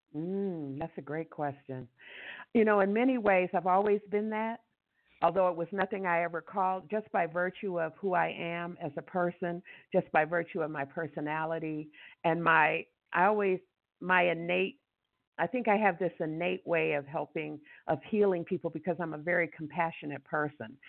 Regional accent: Detroit, Michigan, United States; moved away as an adult; now in Ecuador; We're from Detroit and my siblings are there in Detroit

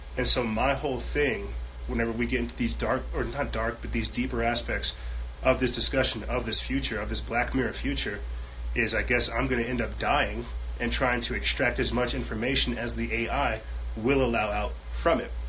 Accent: United States; I'm American.

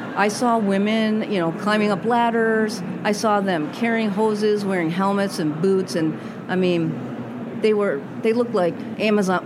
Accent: Massachusetts, United States; moved away as an adult; also born or lived in Rhode Island / Minnesota; now in Minneapolis, United States; I grew up in Massachusetts

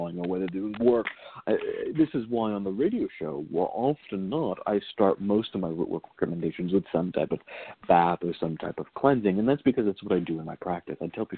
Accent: Virginia, United States; growing up in Virginia

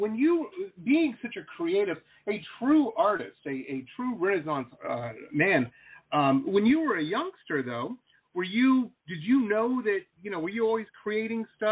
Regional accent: Detroit, Michigan, United States; moved away as an adult; also born or lived in Boston / San Diego; I grew up in Detroit

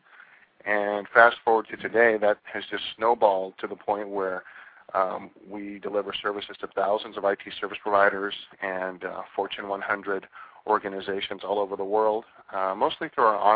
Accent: New York, United States; also born or lived in Southern California; now in California, United States; I'm a two-coaster. I grew up in New York, so we call smog pollution in New York, and we call pollution smog in California.

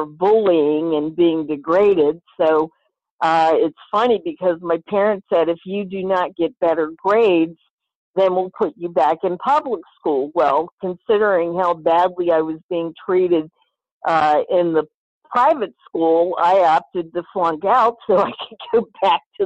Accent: Rappahannock County, Virginia, United States; I grew up in Rappahannock County, 35 acres Rappahannock River

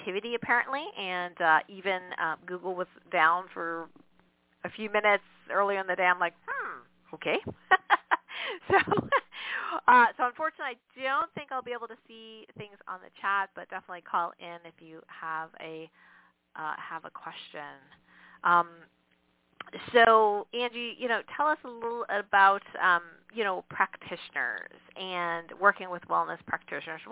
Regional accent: Canada; I'm Canadian

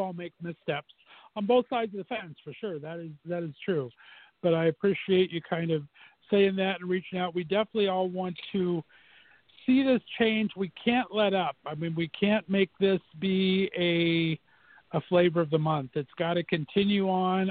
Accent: Southern California, United States; moved away as an adult; also born or lived in Northeast Ohio; now in Ohio, United States; I was born and raised in Southern California for 29 years, and I've been banished to Northeast Ohio for 17 now.

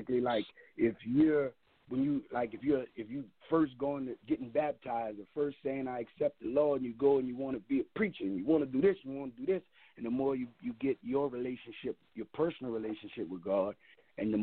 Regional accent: New Orleans, Louisiana, United States; I'm from the West Bank

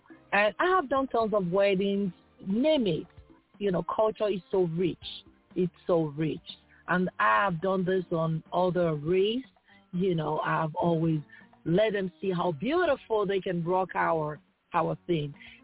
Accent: Nigeria; moved away as an adult; also born or lived in the West (of Nigeria); now in California, United States; I'm a Nigerian, moved to California

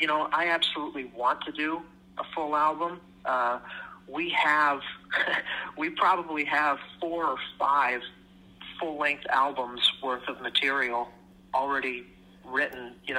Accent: Orlando, Florida, United States; now in Canada; I'm from Florida originally.

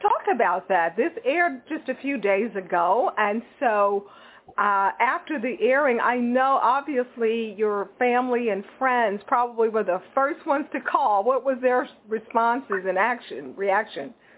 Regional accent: Texas, United States; am from Texas, and I know exactly where Killeen, Texas is

